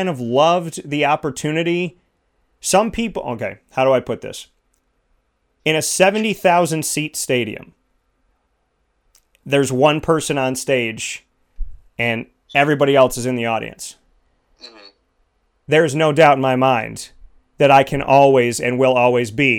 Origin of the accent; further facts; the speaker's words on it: Syracuse, New York, United States; I said, Syracuse